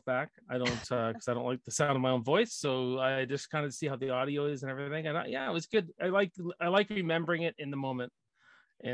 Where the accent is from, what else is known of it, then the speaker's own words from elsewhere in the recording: Canada; I'm just a blue collar Canadian boy. I live east of Toronto